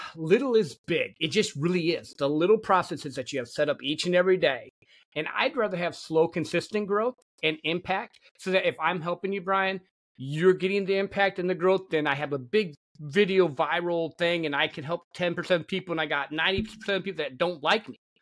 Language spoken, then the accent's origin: English; Michigan, United States; I grew up in Michigan, a country boy